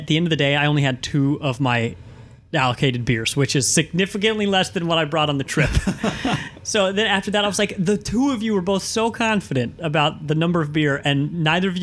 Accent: Missouri, United States; we're from Missouri

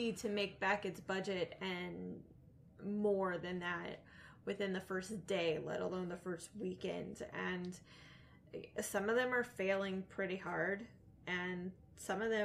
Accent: United States; we're American

